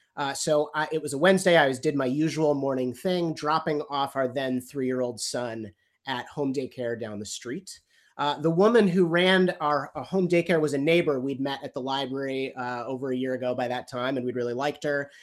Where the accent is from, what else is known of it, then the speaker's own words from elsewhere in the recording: United States; I'm American